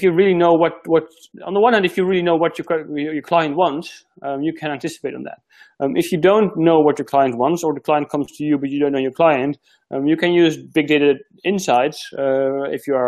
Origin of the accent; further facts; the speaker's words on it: Netherlands; moved away as an adult; now in Australia; I've been living here for a year now, so I'm still figuring it out, because I'm originally from the Netherlands.